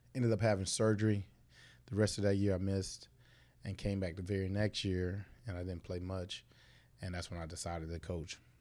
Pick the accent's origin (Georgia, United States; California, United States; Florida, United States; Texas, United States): Florida, United States; Fort Myers; I was born and raised Fort Myers